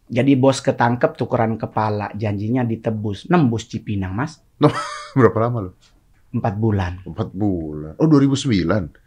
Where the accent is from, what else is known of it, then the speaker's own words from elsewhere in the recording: Manado, North Sulawesi, Indonesia; now in Jakarta, Indonesia; kita dari Manado ke Jakarta kan gue mau sekolah pendeta mas